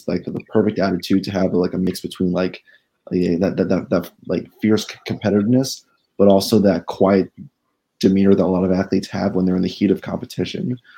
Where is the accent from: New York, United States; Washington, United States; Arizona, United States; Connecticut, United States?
Washington, United States; Seattle; growing up in Seattle for much of my childhood